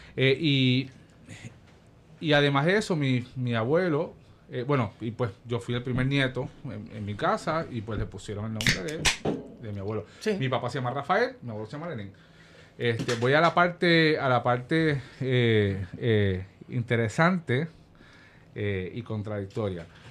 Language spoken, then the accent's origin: Spanish; Guayanilla, Puerto Rico; also born or lived in Ponce; Soy de Guayanilla. Yo nací en Ponce